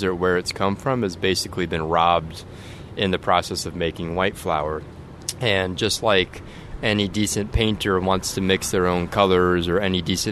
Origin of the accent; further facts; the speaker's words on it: California, United States; moved away as an adult; now in New Orleans, United States; I grew up in California, and I moved to New Orleans in 2009